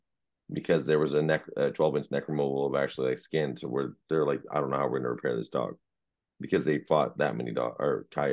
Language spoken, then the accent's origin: English; San Jose, California, United States; I'm a city boy. I was raised in Eastside San Jose